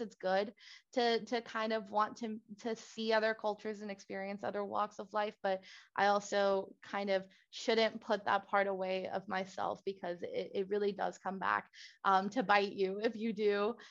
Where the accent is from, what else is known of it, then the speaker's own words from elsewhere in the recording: Puerto Rico; moved away as an adult; also born or lived in Villanova, Pennsylvania; now in Maryland, United States; I, as a Puerto Rican myself, like growing up in Puerto Rico, was actually very privileged